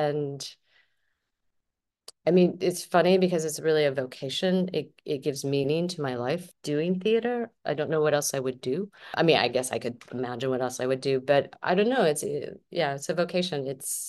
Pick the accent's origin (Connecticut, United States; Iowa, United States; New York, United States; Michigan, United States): Michigan, United States; Flint; I grew up in Flint, Michigan, in a very Italian family. Like, my grandparents, my great grandparents lived next door. It was sort of like an Italian ghetto in the end of our street in Flint.